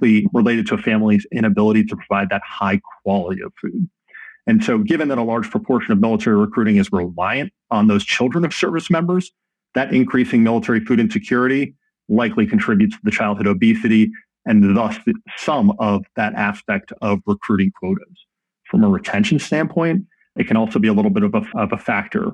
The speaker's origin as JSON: {"language": "English", "region": "New Jersey", "country": "United States", "tie": "born or raised there", "also_born_or_lived": "Michigan / Colorado / Georgia / Denver", "moved": "as an adult", "said": "I grew up in New Jersey as the child of two immigrants to the United States."}